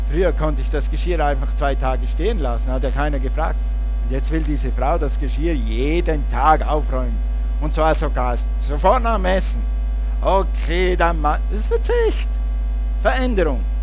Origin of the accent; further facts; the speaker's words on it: Switzerland; moved away as an adult; also born or lived in Russia; Wir sind aus der Schweiz, aus unseren Berufen ausgestiegen, dann sind wir an die Bibelschule und als wir dann in den Dienst kamen nach Russland